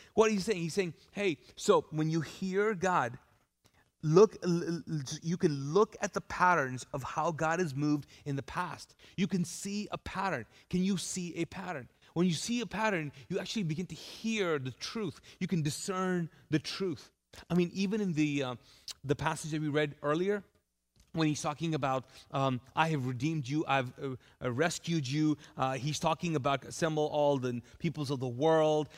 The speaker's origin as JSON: {"language": "English", "country": "Kuwait", "tie": "born or raised there", "moved": "yes", "lives_now": "Charlotte, United States", "said": "I lived in Kuwait. I grew up there"}